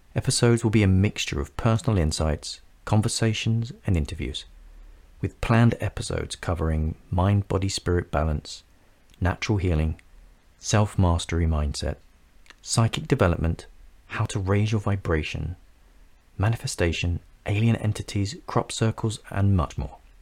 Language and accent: English; London, United Kingdom; I grew up in North London, England, in a humble, loving family